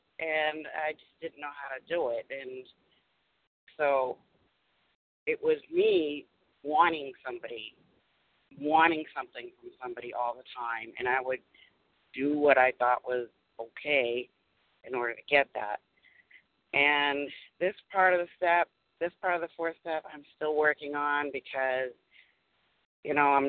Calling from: Massachusetts, United States; I'm calling from Massachusetts.

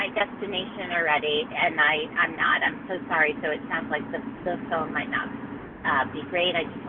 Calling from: New York, United States; I'm calling from New York.

